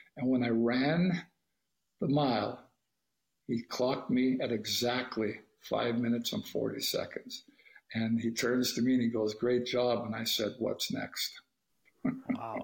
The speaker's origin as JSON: {"language": "English", "country": "Canada", "said": "I'm Canadian"}